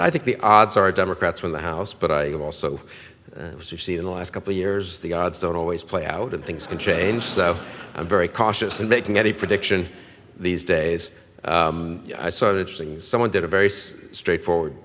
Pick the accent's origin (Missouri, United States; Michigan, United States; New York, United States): New York, United States; New York City; also born or lived in Cambridge, Massachusetts; now in Washington, United States; I grew up in New York, first of all, on the west side of New York